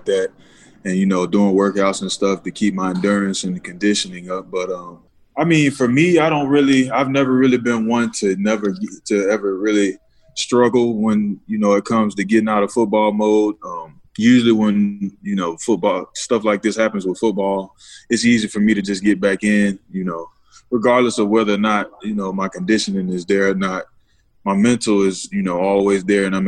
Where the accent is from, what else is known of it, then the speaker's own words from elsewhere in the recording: Fort Pierce, Florida, United States; I'm originally from Fort Pierce, Florida.